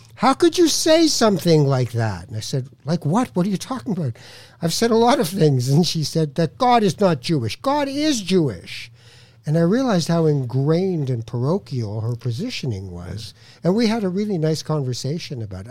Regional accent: Canada; I'm Canadian

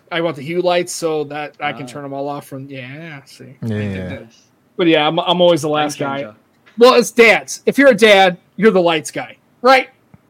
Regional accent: St. Louis, Missouri, United States; St. Louis, the whole.

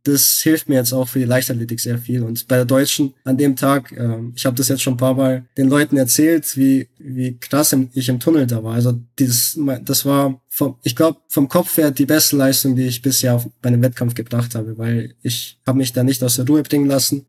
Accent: Belgrade, Serbia; now in Munich, Germany; ich gebürtiger Bel Belgrader bin

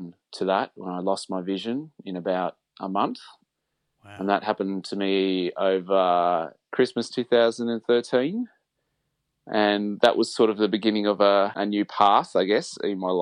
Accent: Sydney, New South Wales, Australia; Well, I grew up in Sydney. I've lived here all my life in Sydney.

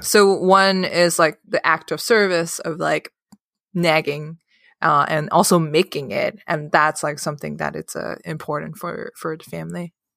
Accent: Hong Kong; moved away; I grew up in Hong Kong

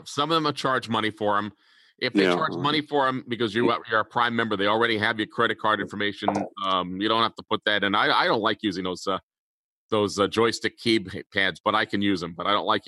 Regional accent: New York City, New York, United States; moved away; I'm from New York City originally

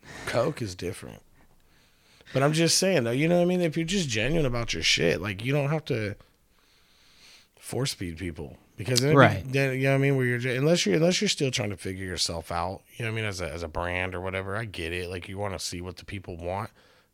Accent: California, United States; moved away; I didn't know this when I moved up here, right? So I come all the way from California.

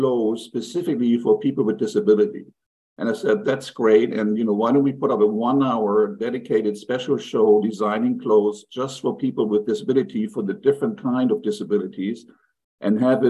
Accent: Germany; moved away; also born or lived in New York; born in New York, but my parents were German immigrants, so I grew up in Germany. You can hear the accent

